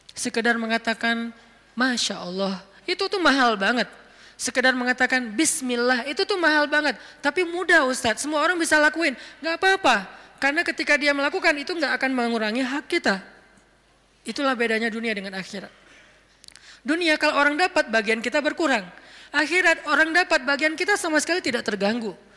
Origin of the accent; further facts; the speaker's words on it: Aceh, Indonesia; Saya sebagai orang Aceh